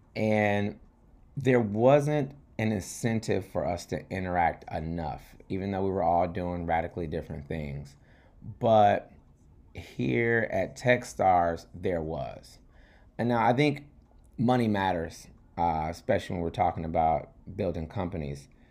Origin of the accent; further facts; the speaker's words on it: New York, United States; I'm, I'm a New Yorker, not in D C or Baltimore